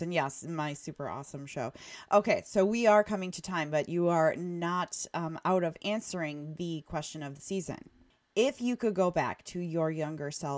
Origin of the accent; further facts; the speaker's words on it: Oconomowoc, Wisconsin, United States; I grew up in Oconomowoc in, you know, the 80s and 90s